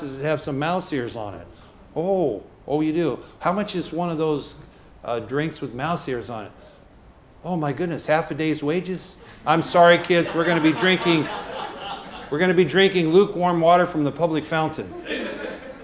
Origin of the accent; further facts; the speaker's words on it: United States; as American citizens